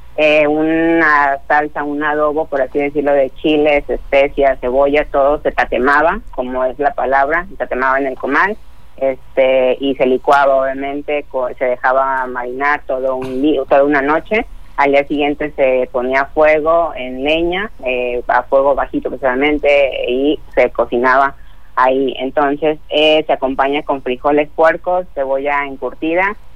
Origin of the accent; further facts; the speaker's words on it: Tecomán, Colima, Mexico; yo soy de Tecomán